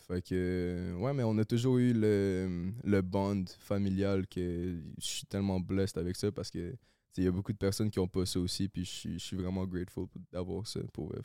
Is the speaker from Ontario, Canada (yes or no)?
no; Laval, Quebec, Canada; now in Saint-Eustache, Canada; j'ai grandi à Laval